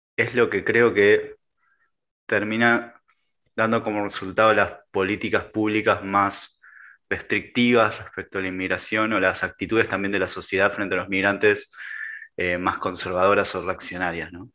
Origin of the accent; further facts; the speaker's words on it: Argentina; soy argentino